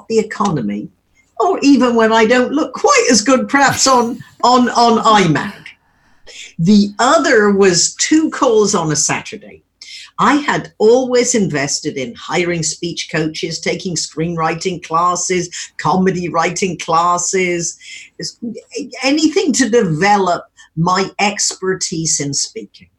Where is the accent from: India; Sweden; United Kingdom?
United Kingdom; Wimborne, South West England; moved away as an adult; now in California, United States; when we grew up in Wimborne